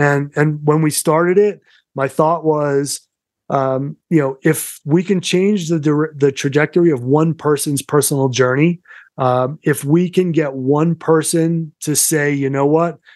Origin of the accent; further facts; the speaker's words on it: Somerset, Massachusetts, United States; accent: Massachusetts; moved away as an adult; also born or lived in New York City; now in Colorado, United States; I grew up in Somerset